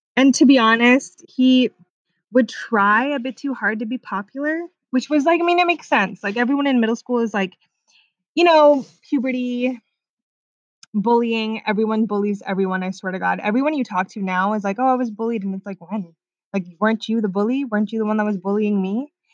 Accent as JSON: {"language": "English", "area": "Orange County", "region": "California", "country": "United States", "also_born_or_lived": "Sweden", "said": "I'm 24 from Orange County, California"}